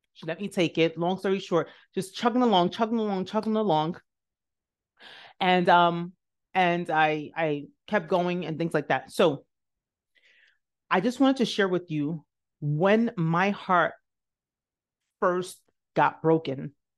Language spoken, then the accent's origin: English; New York City, New York, United States; also born or lived in Nigeria; I grew up in the South Bronx